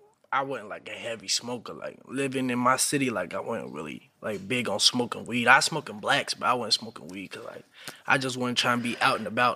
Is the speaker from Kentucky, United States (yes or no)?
yes; Louisville, Kentucky, United States; now in Atlanta, United States; I'm from Louisville.